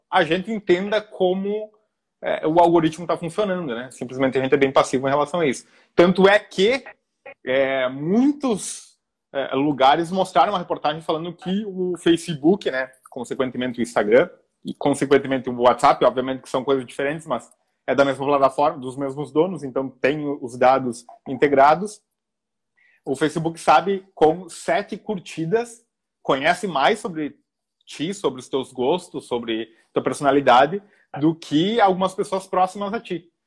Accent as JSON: {"language": "Portuguese", "region": "Rio Grande do Sul", "country": "Brazil", "moved": "as an adult", "lives_now": "Rio de Janeiro, Brazil"}